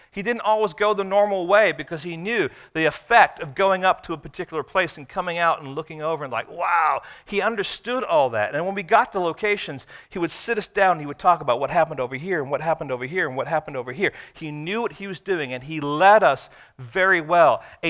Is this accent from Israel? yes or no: yes; Israel; born there; Now, I was born in Israel.